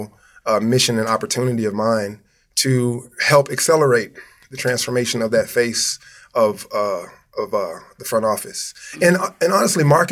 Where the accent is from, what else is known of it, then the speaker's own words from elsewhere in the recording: Houston, Texas, United States; I'm originally, I'm from Houston, Texas, born and raised